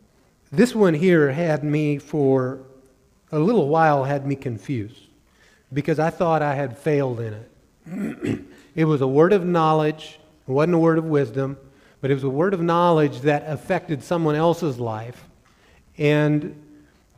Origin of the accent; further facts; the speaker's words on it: Missouri, United States; I grew up in Missouri